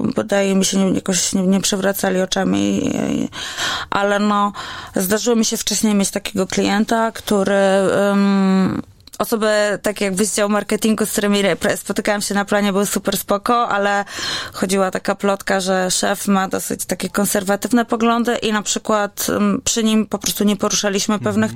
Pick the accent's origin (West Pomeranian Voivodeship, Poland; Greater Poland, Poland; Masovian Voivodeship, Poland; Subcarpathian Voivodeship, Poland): Masovian Voivodeship, Poland; Warsaw; A ja jestem warszawianką, która żyje w centrum i oddycha po prostu światłami wielkiego miasta